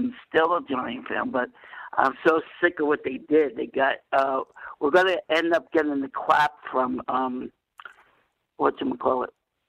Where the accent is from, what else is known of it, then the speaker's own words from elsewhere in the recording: New York City, New York, United States; also born or lived in the Bronx; I'm from the Bronx originally. I was born in the Bronx, moved to Queens.